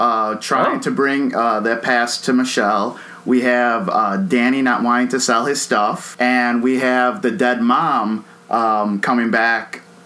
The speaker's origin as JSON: {"language": "English", "town": "Chicago", "region": "Illinois", "country": "United States", "tie": "born or raised there", "said": "I grew up in Chicago, grew up in a kind of bad neighborhood"}